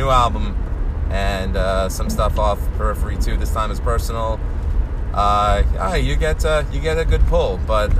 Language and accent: English; New York City, New York, United States; I grew up in Queens